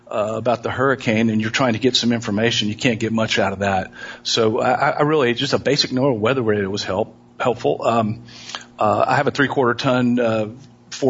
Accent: Houston, Texas, United States; I was born and raised in Houston. I grew up on the west side of town

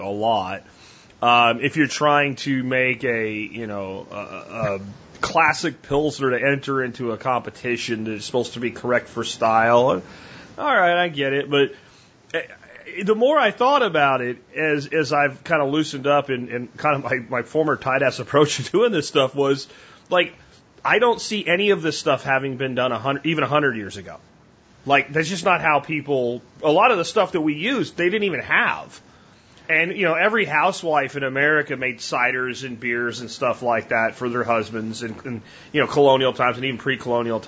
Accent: Pottsville, Pennsylvania, United States; I'm from Pottsville, home of Yingling beer

